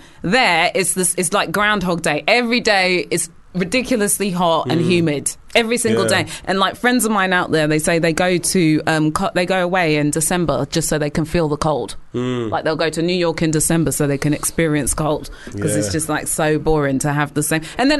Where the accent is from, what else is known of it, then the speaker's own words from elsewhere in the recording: United Kingdom; obviously, we love to complain as British people.